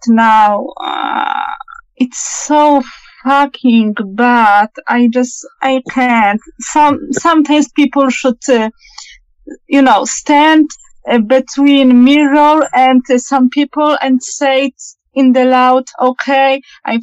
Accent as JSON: {"language": "English", "country": "Poland", "said": "I'm from Poland."}